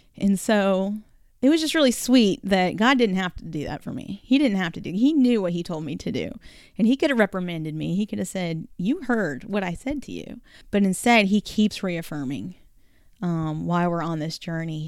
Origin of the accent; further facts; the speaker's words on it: North Carolina, United States; also born or lived in California; when we moved to North Carolina from California, I was barely nine years old